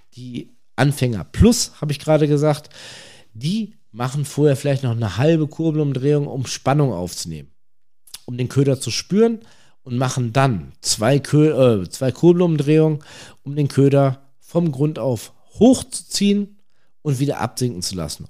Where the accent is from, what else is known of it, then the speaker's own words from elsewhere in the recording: North Rhine-Westphalia, Germany; aus der Region, woher ich komme, ich komme aus NRW